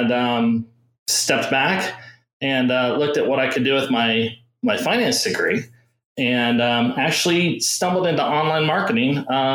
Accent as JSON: {"language": "English", "town": "Tustin", "region": "California", "country": "United States", "tie": "born or raised there", "said": "I grew up in Orange County, California, Southern California."}